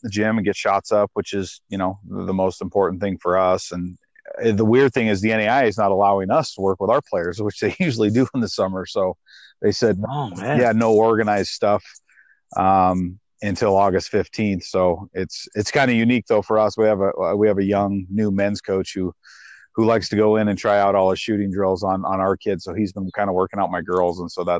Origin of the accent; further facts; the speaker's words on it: Missoula, Montana, United States; I grew up in Missoula, which is one of the bigger cities. It was about 40,000 people when I was growing up. Now it's probably closer to 70 or 80.